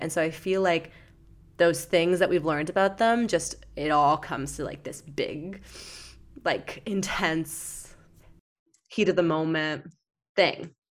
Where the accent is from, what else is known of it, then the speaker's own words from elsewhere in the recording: London, Ontario, Canada; my hometown of London, Ontario